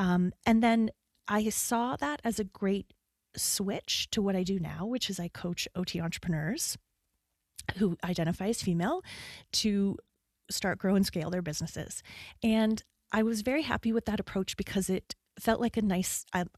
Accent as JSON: {"language": "English", "country": "Canada", "said": "… identifies as a Canadian. I lead with that. I identify, yes. If my accent isn't the biggest giveaway"}